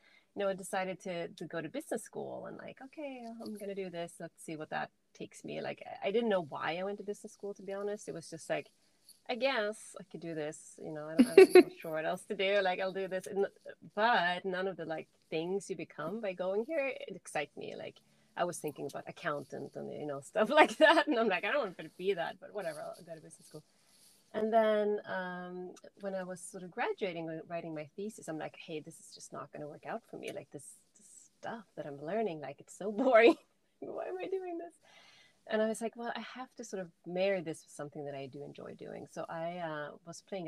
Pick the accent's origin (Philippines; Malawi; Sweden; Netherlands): Sweden; moved away as an adult; I'm from Sweden originally, like born and raised here.